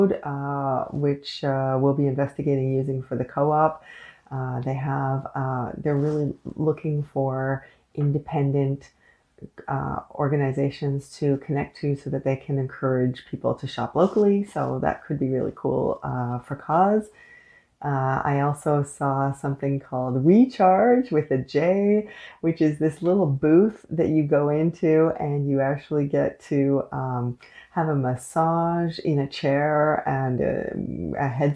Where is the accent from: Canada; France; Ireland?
Canada; I am unapologetically Canadian